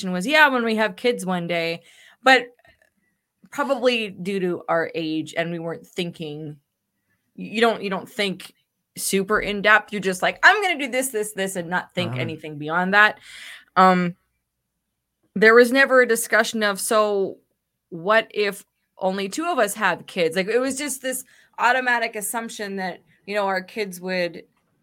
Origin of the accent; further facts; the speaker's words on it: Canada; as a Canadian